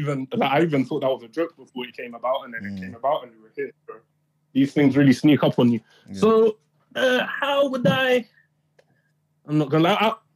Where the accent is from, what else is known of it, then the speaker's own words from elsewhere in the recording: Ghana; also born or lived in Uganda / Oman; Yeah, I'm from Ghana and a few other places. Ghana, okay. Uganda, and Oman.